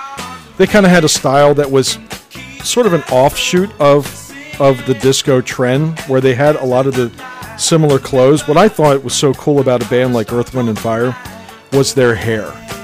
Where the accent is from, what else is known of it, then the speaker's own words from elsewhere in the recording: Lancaster, Pennsylvania, United States; the area that we grew up in Lancaster, Pennsylvania, was probably more lean towards the hard rock side.